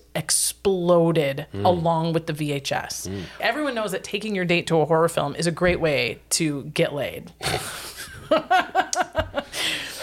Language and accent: English; Wisconsin Rapids, Wisconsin, United States; we never had a Blockbuster in my hometown. It was too small. Wisconsin Rapids, Wisconsin, middle of nowhere